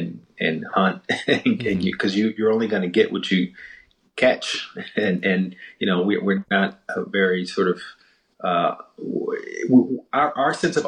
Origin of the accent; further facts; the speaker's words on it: Southern United States, United States; Yeah, I grew up very much in the Bible Belt, going to church, and the stories of civil rights figures and the movement was very much a part of the day-to-day narrative